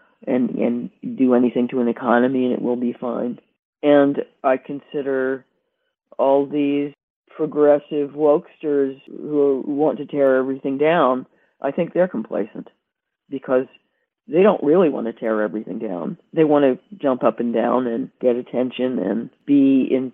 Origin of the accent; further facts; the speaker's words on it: United States; moved away as an adult; I didn't choose to be born there